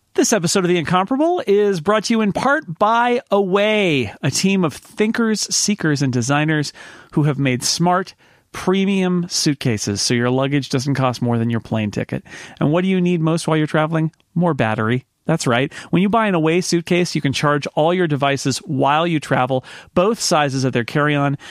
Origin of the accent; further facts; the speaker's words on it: United States; as American readers